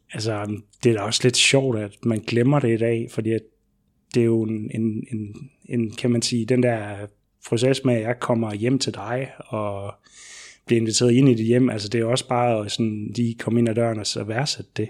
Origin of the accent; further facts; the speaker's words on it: Southern Jutland, Southern Denmark, Denmark; now in Odense, Denmark; jeg kommer ned fra Sønderjylland